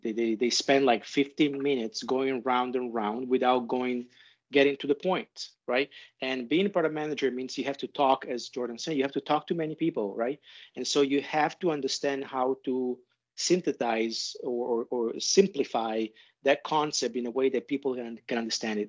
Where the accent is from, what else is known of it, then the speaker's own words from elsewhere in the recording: Italy; moved away; also born or lived in Europe / Asia; I'm originally from Italy. I spent my life and work between Europe and Asia.